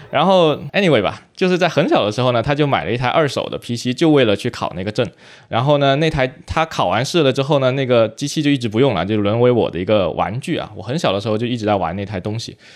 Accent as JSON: {"language": "Chinese", "country": "China", "said": "我们在中国长大"}